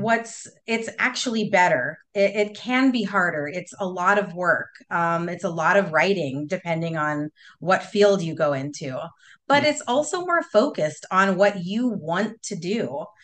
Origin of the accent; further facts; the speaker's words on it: Southern California, United States; growing up in Southern California, my parents always took us to the beach